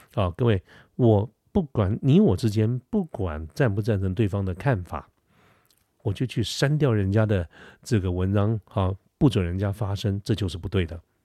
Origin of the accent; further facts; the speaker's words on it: Taiwan; 我是台湾人